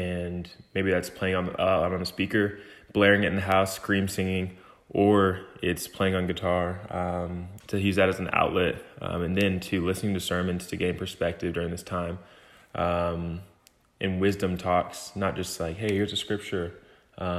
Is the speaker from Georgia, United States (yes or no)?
yes; Lithonia, Georgia, United States; I'm from Lithonia, Georgia.